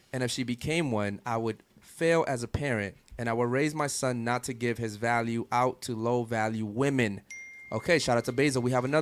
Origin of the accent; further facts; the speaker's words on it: Baltimore, Maryland, United States; now in Florida, United States; I'm from Baltimore, Maryland